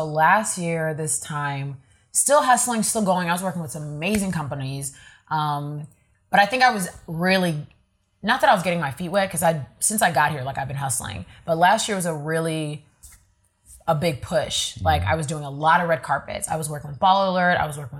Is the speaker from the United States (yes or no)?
no; Nigeria; because I'm Nigerian, so you know what that is.